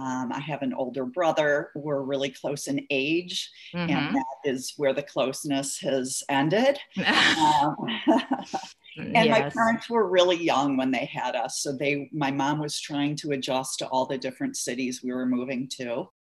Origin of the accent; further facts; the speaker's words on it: Midwest, United States; I grew up kind of touring the Midwest. My father was in sales and went from one Midwestern city to the other, oftentimes mid-year.